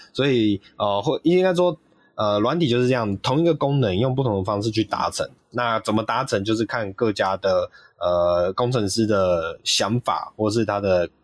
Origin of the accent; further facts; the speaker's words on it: Taiwan; 我们台湾这边也还是会有点期待